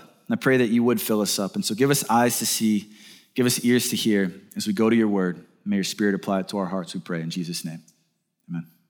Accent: Birmingham, Alabama, United States; I'm from Birmingham, Alabama

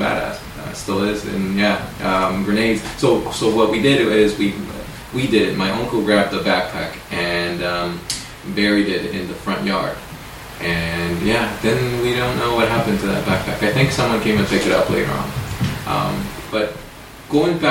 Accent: San Francisco, California, United States; also born or lived in Managua, Nicaragua; I lived there since I was 7 years old

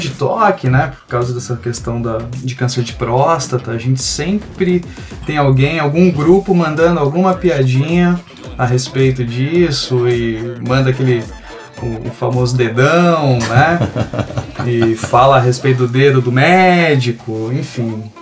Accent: São Paulo, Brazil; moved away as an adult; now in Rio Grande do Sul, Brazil; sou de São Paulo, estou morando aqui no Rio Grande do Sul desde 2019.

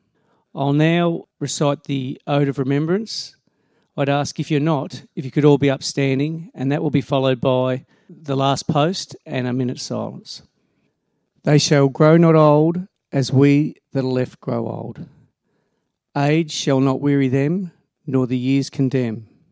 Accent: Australia; We are Australian

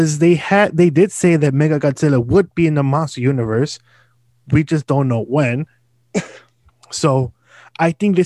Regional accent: United States; as an American

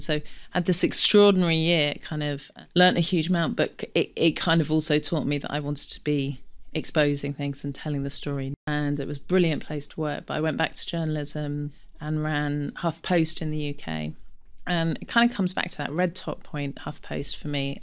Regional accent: London, United Kingdom; I grew up in Camden, big family

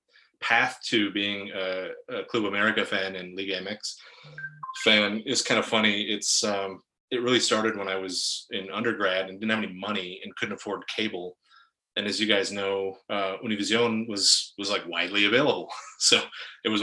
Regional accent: Iron Range, Northern Minnesota, United States; I grew up in Northern Minnesota on the Iron Range

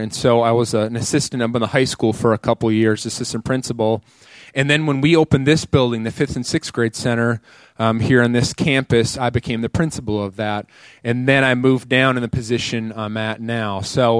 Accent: Minnesota, United States; moved away as an adult; now in Tulsa, United States; I was born and raised in Minnesota. I came down here to ORU.

